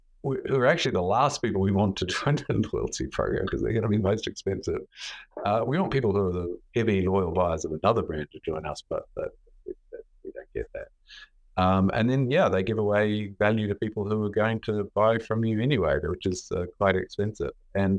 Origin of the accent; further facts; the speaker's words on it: Australia; I always fly with Qantas. I'm sure Australian. It's quite hard not to fly with Qantas.